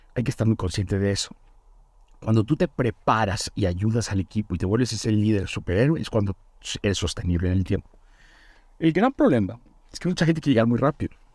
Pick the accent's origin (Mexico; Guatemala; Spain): Mexico; Chetumal, Quintana Roo; also born or lived in Mérida; now in Mexico City, Mexico; soy originario de una ciudad que se llama Chetumal